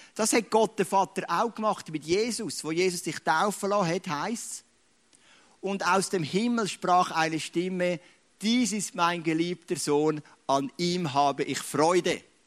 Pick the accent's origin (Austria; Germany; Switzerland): Switzerland; Ich bin ein Schweizer, das ist meine Identität.